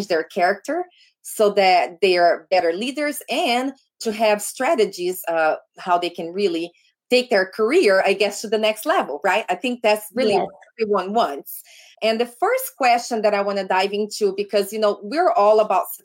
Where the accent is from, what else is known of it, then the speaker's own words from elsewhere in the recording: Brazil; English is a second language; now in United States; my home state in Brazil. So we're like, we grew up not too far away from one another